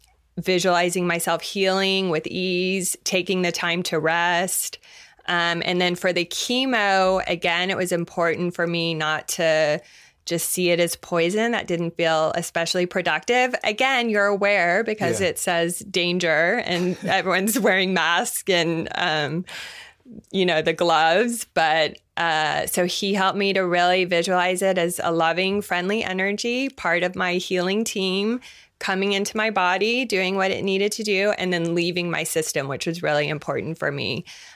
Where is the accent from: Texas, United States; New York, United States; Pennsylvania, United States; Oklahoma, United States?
Oklahoma, United States; Tulsa; so I grew up in Tulsa, Oklahoma, and I'm Jewish, and there were 5 Jewish people in my high school.